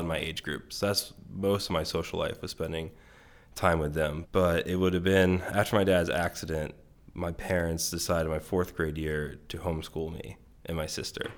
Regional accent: Bittinger, Maryland, United States; I grew up in Western Maryland. Um, it's called Garrett County

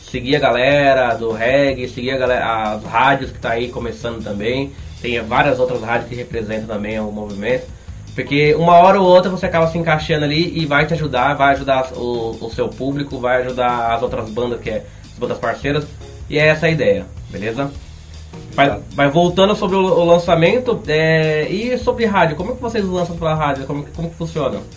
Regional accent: São Paulo, Brazil; A gente é de São

